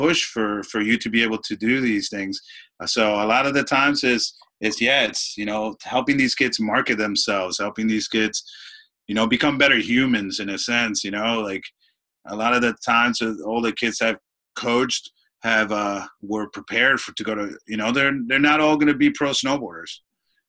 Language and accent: English; Clifton, New Jersey, United States; moved away; also born or lived in Dominican Republic; I grew up in Clifton, New Jersey